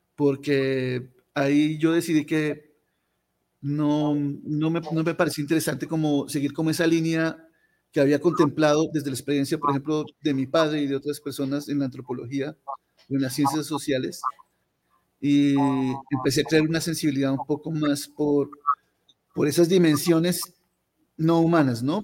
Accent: Pasto, Nariño, Colombia; also born or lived in Leticia; Yo soy un pastuso, yo soy un pastor más, yo nací aquí en Pasto, por allá a principios de la década de los 70. Eh, y pasé la, mayor parte de, mi infancia y mi juventud

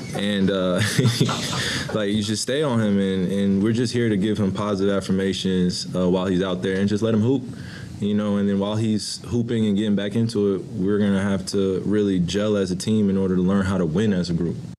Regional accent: New Jersey, United States; I'm from Jersey

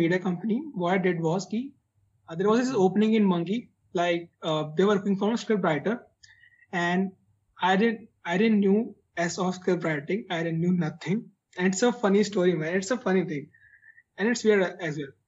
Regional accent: Muzaffarnagar, Uttar Pradesh, India; also born or lived in Chandigarh; I'm actually from Muzaffarnagar.

